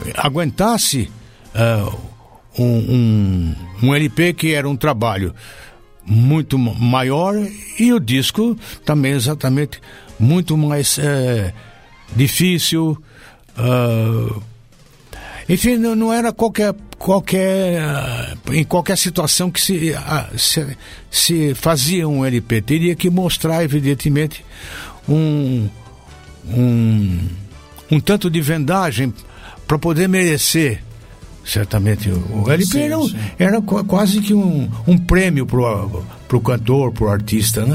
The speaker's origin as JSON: {"language": "Portuguese", "town": "Taubaté", "region": "São Paulo", "country": "Brazil", "accent": "Vale do Paraíba", "moved": "as an adult", "lives_now": "São Paulo, Brazil", "said": "o meu sotaque de, de inglês do Vale do Paraíba"}